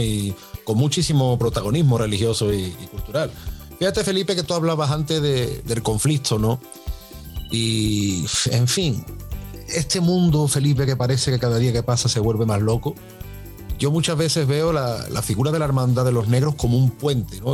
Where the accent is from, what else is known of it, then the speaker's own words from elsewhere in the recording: Seville, Andalusia, Spain; para los que somos de, Sevilla